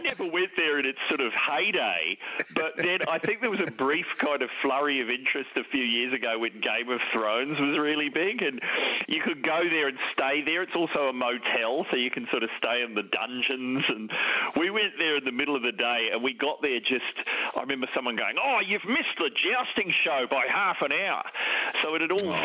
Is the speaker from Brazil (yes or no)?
no; New Zealand; growing up in New Zealand in the seventies, it was compulsory to play rugby